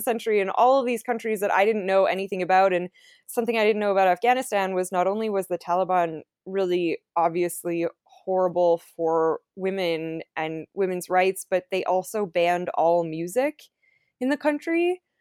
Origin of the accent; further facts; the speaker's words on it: Canada; I'm from Canada